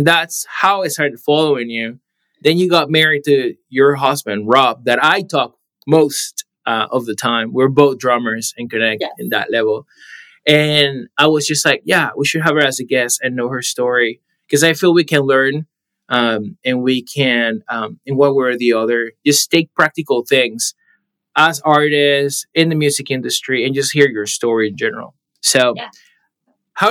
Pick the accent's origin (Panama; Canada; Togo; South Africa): Panama; now in Arizona, United States; I am originally from Panama, so Latin America